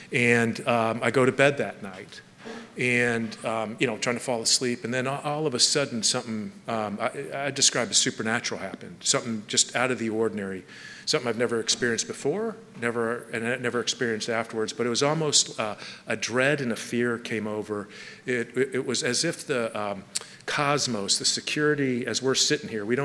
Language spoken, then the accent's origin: English; Palos Verdes, California, United States; I grew up in Southern California in Palos Verdes